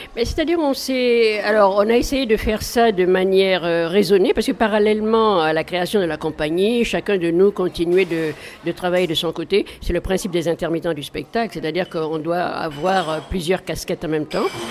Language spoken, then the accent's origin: French; Mali; moved away as an adult; also born or lived in Paris; moi j'ai grandi, je suis née au Mali, euh, donc euh, jusqu'à l'âge de 18 ans, et après je suis venue à Paris faire mes études